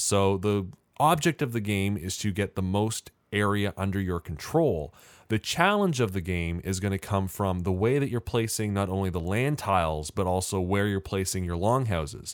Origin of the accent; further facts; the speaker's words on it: Canada; as a Canadian